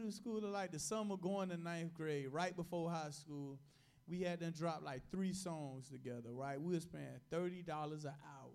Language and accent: English; Miami, Florida, United States; I was born in Liberty City